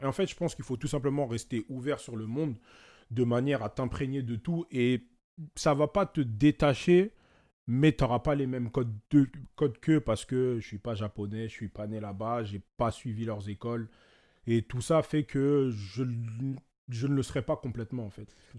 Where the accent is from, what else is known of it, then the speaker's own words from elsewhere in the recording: France; j'ai mes origines, je suis congolais, je suis français parce que je suis né ici.